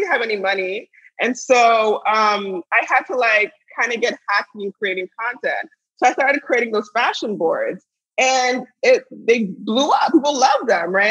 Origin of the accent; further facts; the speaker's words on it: United States; also born or lived in Pittsburgh; I grew up here in the States, but, you know, I come from a, you know, very strong Nigerian background and heritage